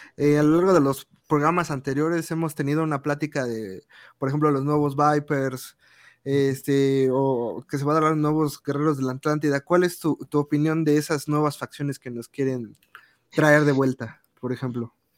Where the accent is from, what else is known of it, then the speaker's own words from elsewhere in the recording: Mexico City, Mexico; nosotros somos de Ciudad de México, todos de aquí